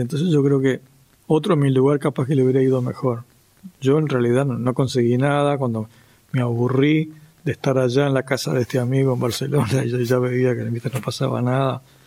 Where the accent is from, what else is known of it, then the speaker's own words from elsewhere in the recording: Uruguay; yo era un músico nacido en Uruguay